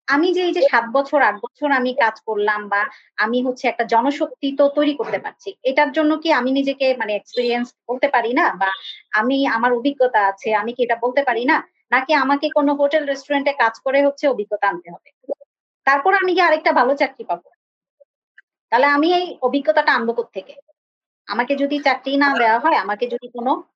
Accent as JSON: {"language": "Bangla", "town": "Comilla", "region": "Chittagong Division", "country": "Bangladesh", "said": "আমার শহর কিন্তু কুমিল্লা"}